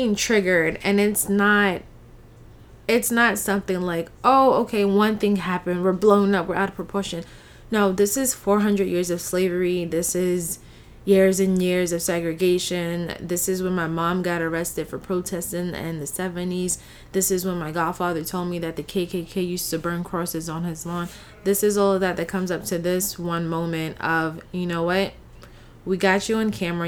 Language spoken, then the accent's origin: English; United States; also born or lived in Puerto Rico; I'm African American and Puerto Rican